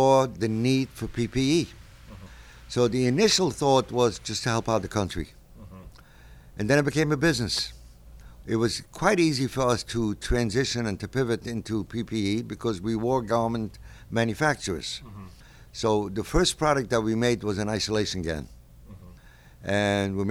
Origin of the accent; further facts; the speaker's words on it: New York City, New York, United States; I was born right near the Brooklyn Navy Yard